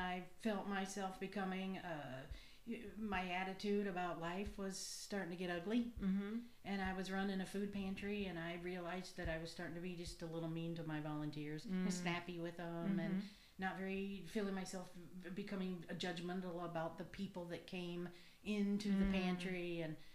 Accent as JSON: {"language": "English", "region": "Colorado", "country": "United States", "moved": "yes", "said": "I'm from Colorado"}